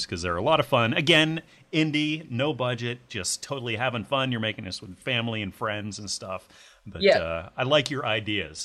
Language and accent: English; United States; I'm an American